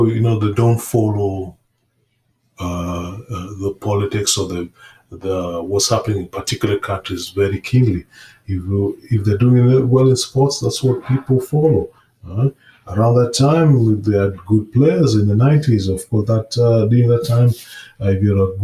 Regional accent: Kenya; I was growing up in Kenya

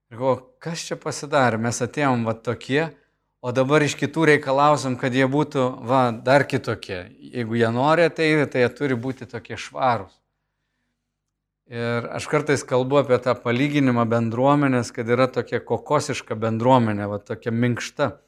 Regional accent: Lithuania; aš esu iš Lietuvos, iš buvusios Tarybų sąjungos

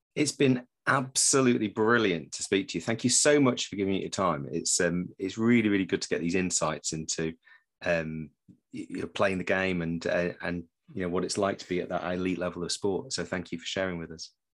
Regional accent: Preston, North West England, United Kingdom; moved away; I grew up in Preston

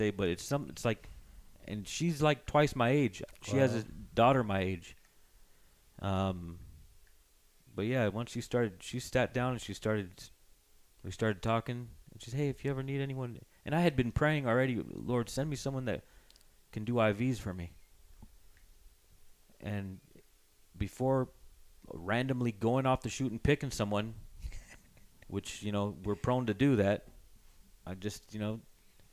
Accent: Running Springs, California, United States; I was born up in the Lake Arrowhead, Running Springs

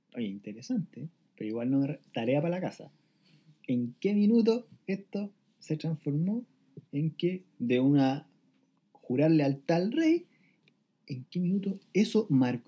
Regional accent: Chile; como ciudadanos chilenos

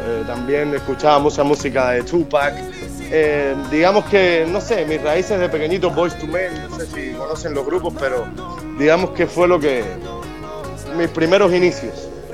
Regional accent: Havana, La Habana, Cuba; moved away; Yo soy de La Habana, pero amo mi, tierra entera

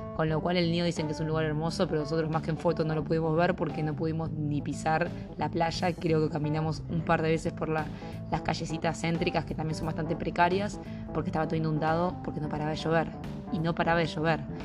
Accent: Argentina; en nuestro lugar como argentinos

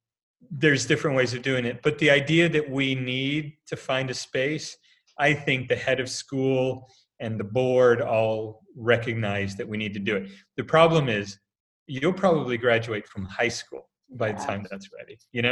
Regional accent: Italy; So, I speak Spanish, English, Italian, because I grew up in Italy.

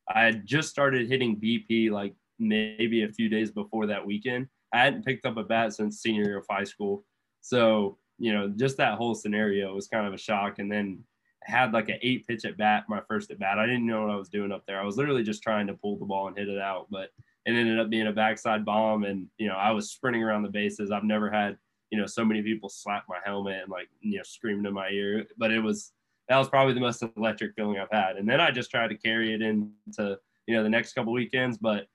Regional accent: Florida, United States; we're all from Florida, or most of us at least

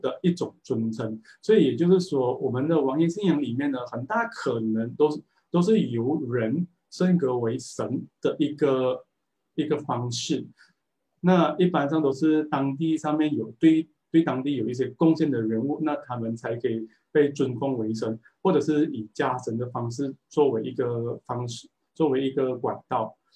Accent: a kampung near Selandar, Malacca, Malaysia; 我从小是在一个甘蹦长大

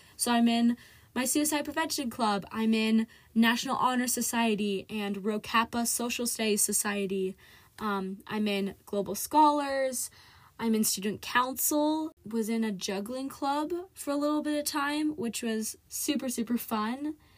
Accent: Marysville, Ohio, United States; I grew up in Marysville, Ohio, which is a growing town about thirty minutes, twenty, thirty minutes away from Columbus, Ohio.

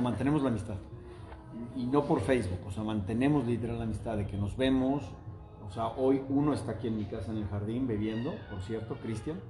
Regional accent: Mexico City, Mexico; moved away as an adult; also born or lived in Eagle Pass, Texas; now in Houston, United States; crecí en la Ciudad de México, o sea, llegué a los siete días a la Ciudad de México

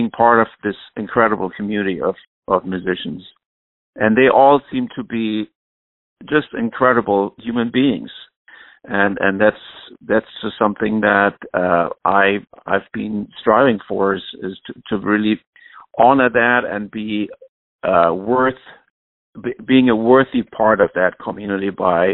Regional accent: Flensburg, Schleswig-Holstein, Germany; moved away; my hometown orchestra in Flensburg

